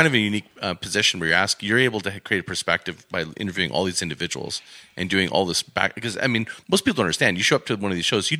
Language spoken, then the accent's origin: English; Alberta, Canada; being an Albertan myself and growing up in Alberta, I'm always proud to be here